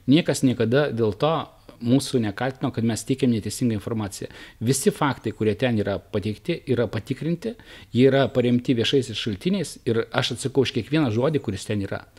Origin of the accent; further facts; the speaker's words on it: Naisiai, Šiauliai County, Lithuania; gimiau Naisių kaime.